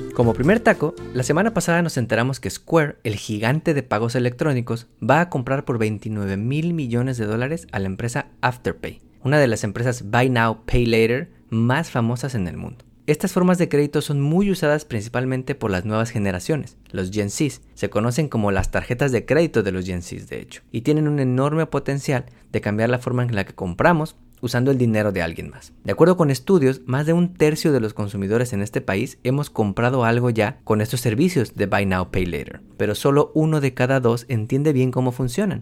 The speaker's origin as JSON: {"language": "Spanish", "country": "Mexico", "moved": "yes", "lives_now": "Houston, United States", "said": "soy un economista mexicano host del Taco Financiero Podcast y vivo en la ciudad de Houston"}